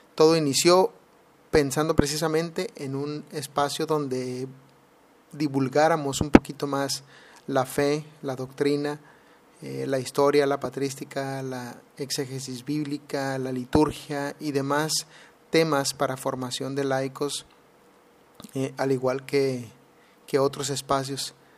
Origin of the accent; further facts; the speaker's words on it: Mexicali, Baja California, Mexico; now in Alabama, United States; actualmente estoy viviendo en Alabama, Estados Unidos, pero soy originario de Mexicali, Baja California